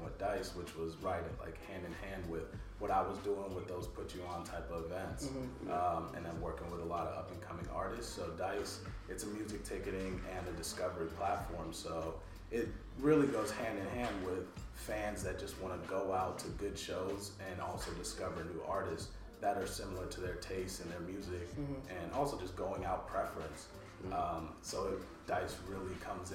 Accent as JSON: {"language": "English", "town": "Rancho Cucamonga", "region": "California", "country": "United States", "tie": "born or raised there", "moved": "as an adult", "lives_now": "Los Angeles, United States", "said": "I grew up in Rancho Cucamonga. So it's like Inland Empire, about 45 minutes out of LA."}